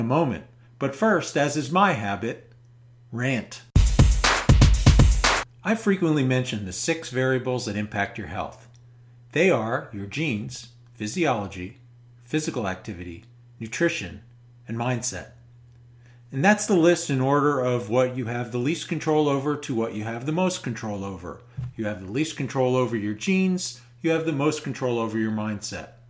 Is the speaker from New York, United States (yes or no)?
yes; New York metropolitan area, United States; we are both from the New York metropolitan area